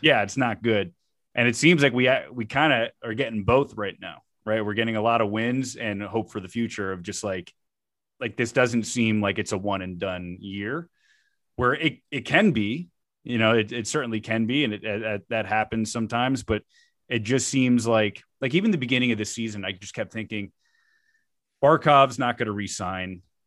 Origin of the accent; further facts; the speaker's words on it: South Florida, United States; I grew up in Florida